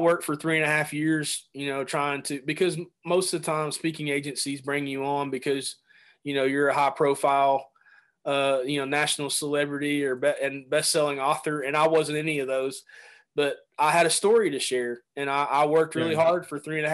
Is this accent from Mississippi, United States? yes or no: no; Chattanooga, Tennessee, United States; moved away as an adult; also born or lived in Tampa, Florida; We moved from Tampa, Florida, back to Chattanooga, Tennessee, where I grew up